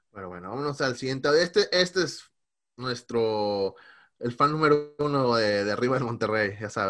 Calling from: Seattle, Washington, United States; de Seattle.

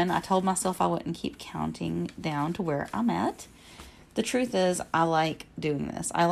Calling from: Alabama, United States; I am podcasting from Alabama.

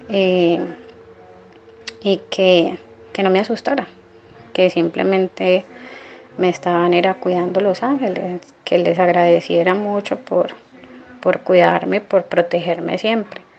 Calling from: Cali, Valle del Cauca, Colombia; Hola Carlos, soy Kelly de Cali, Colombia

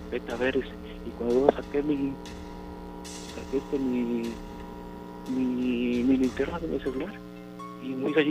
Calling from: Coscomatepec, Veracruz, Mexico; acá de Coscomatepec.

